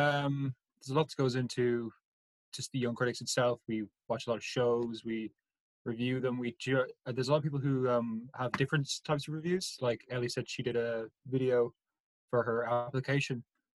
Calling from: Kildare, County Kildare, Ireland; I'm broadcasting live from Kildare.

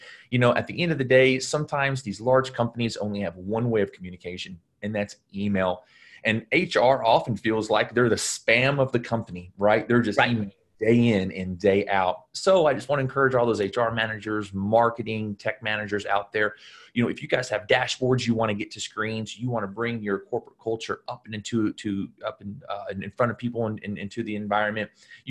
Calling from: Los Angeles, California, United States; I'm dialing in from Los Angeles today.

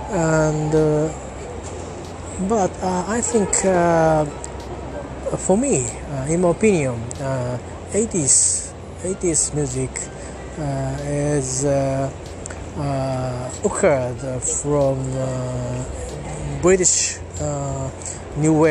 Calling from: Japan; English is a second language; I'm talking from Japan. As usual, I am at near Tamagawa River

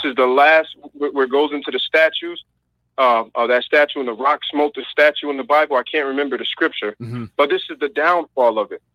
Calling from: Massachusetts, United States; I'm calling from Massachusetts

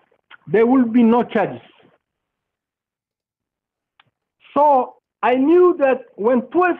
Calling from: Arlington, Virginia, United States; I'm calling from Virginia. Arlington, Virginia.

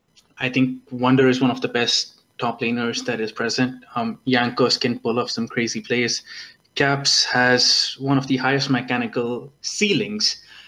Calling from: Pittsburgh, Pennsylvania, United States

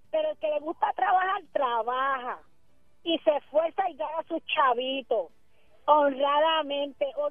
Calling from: Arroyo, Puerto Rico

